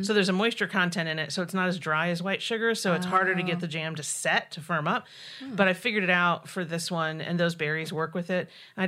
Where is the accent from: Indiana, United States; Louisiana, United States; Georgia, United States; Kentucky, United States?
Indiana, United States; Southern Indiana.